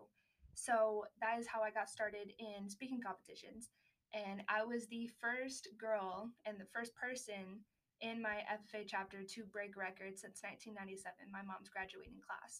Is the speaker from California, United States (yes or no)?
yes; Los Angeles, California, United States; I grew up in Los Angeles, California